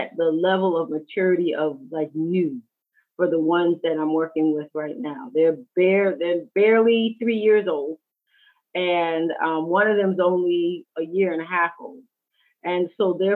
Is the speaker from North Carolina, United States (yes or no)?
no; New York City, New York, United States; moved away; also born or lived in California; I'm born and raised in New York City